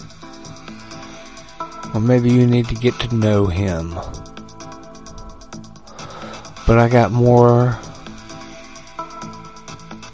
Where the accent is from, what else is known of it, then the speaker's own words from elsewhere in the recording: United States; I was raised in America